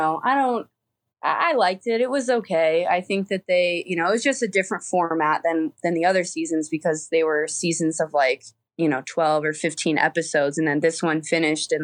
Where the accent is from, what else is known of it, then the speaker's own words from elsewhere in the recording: Fort Wayne, Indiana, United States; moved away as an adult; I'm from Fort Wayne, Indiana. That's where I was born and raised